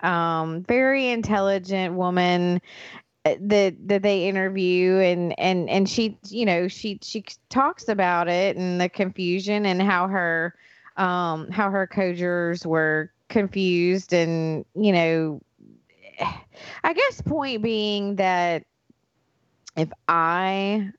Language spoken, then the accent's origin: English; United States; Pike County is pretty big, so I say hometown, but home county